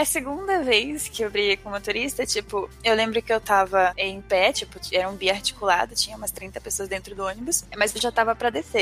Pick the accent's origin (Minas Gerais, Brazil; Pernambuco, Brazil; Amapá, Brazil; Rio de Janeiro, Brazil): Amapá, Brazil; now in São Paulo, Brazil; Eu sou do Amapá, né? E no Amapá não tem metrô, trem, só ônibus. E quando eu vim pra São Paulo